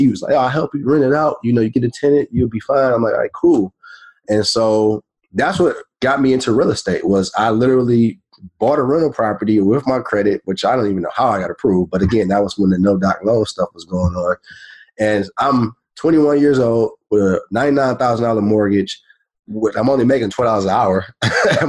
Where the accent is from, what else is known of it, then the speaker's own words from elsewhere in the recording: Detroit, Michigan, United States; moved away as an adult; also born or lived in Florida; I'm from Detroit, Michigan. I was born and raised there.